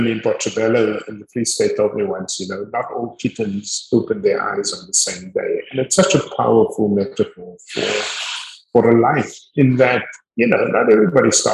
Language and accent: English; Cape Town, Western Cape, South Africa; also born or lived in Montagu, South Africa / United States; I was born in Montague, grew up on the Cape Flats.